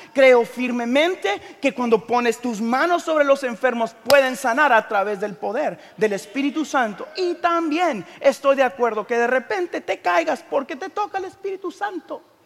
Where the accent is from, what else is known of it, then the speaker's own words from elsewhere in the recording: Guatemala; soy de Guatemala